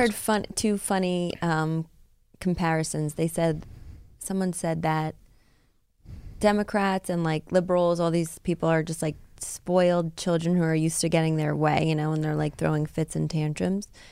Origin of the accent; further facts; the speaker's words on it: New York, United States; growing up in New York, especially where I grew up.